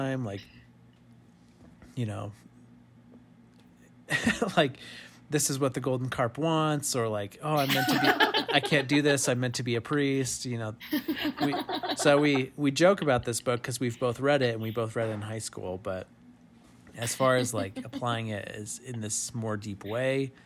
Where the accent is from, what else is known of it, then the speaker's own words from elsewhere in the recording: New Mexico, United States; moved away; my home state